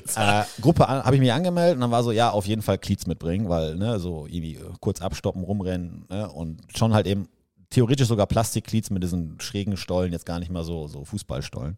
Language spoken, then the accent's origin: German; Germany; also born or lived in Vancouver, Canada; ich gehe jetzt zum ersten Mal als Deutscher